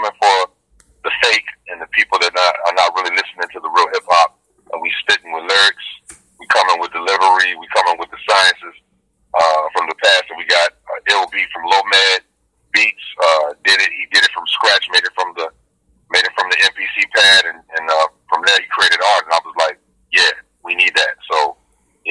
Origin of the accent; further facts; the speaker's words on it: Louisville, Kentucky, United States; My hometown, 502 Louisville, Kentucky